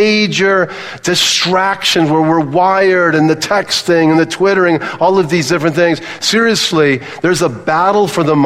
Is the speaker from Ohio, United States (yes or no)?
no; Southern California, United States; I grew up in Southern California